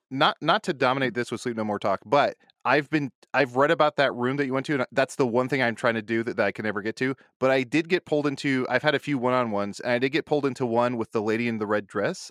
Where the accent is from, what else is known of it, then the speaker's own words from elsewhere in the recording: Midwest, United States; I'm from the Midwest